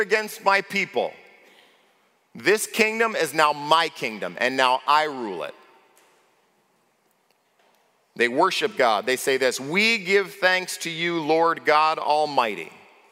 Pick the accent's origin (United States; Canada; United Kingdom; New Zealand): United States; as an American